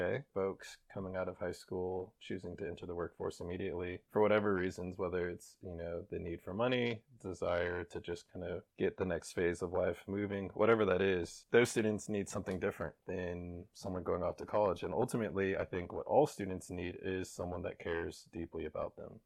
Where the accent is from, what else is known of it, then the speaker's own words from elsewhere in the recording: Kansas City, United States; I'm from Kansas City, born and raised